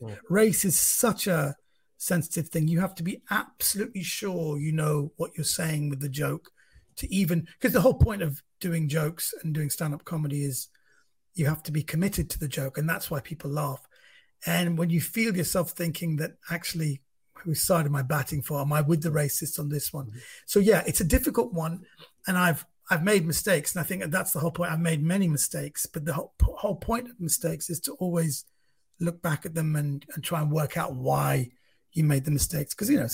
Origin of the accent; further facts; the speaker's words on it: Iran; Number one, I'm not from Pakistan. I'm from Iran, which geographically is a country next door.